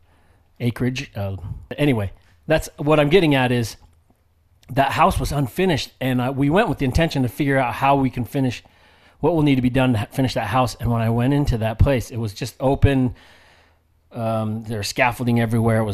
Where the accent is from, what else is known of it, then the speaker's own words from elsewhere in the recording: United States; even though I grew up in the States, I grew up with like the Samoan culture and lifestyle